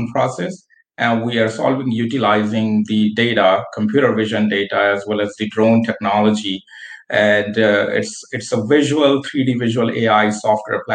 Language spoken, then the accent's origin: English; India; moved away as an adult; also born or lived in United States; now in Buffalo, United States; I'm born and raised in India